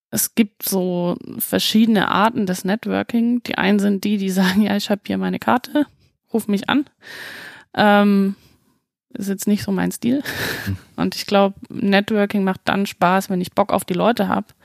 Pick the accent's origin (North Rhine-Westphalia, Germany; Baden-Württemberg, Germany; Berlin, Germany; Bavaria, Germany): Baden-Württemberg, Germany; ich komme ursprünglich aus dem Schwarzwald ich habe den Dialekt hoffentlich weitestgehend abgelegt